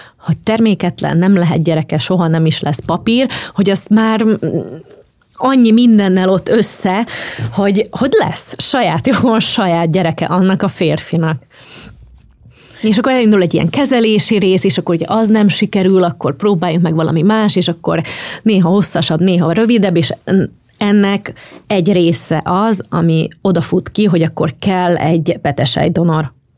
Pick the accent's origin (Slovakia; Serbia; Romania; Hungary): Slovakia; moved away; also born or lived in Bratislava, Slovakia; én felvidéki vagyok